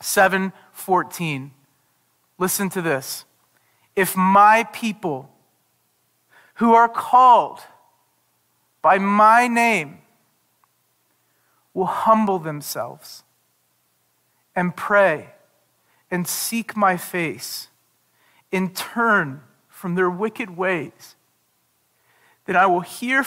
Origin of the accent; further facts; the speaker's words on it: United States; growing up in the United States